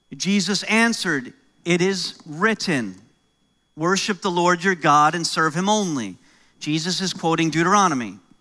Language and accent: English; New York, United States; accent: American; now in Canada; I'm originally from New York, so I'm American